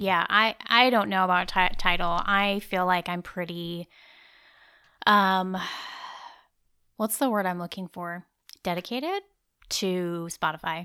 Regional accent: Nebraska, United States; moved away; also born or lived in Iowa; I was born in Nebraska

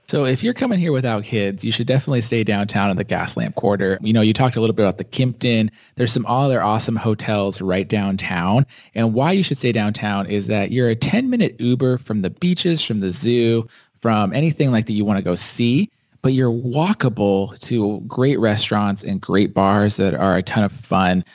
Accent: San Diego, California, United States; I was actually born and raised here in San Diego. Uh, I grew up here.

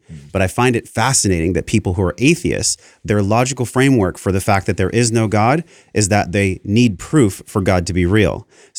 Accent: Encinitas, California, United States; I'm like, because I came from Encinitas.

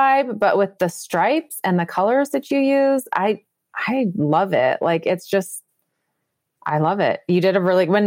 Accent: Minnesota, United States; I'm a Minnesota girl, the land of 10,000 lakes.

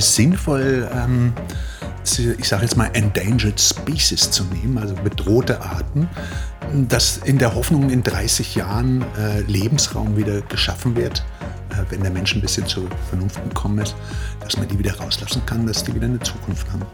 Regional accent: Germany; now in Austria; als Deutscher

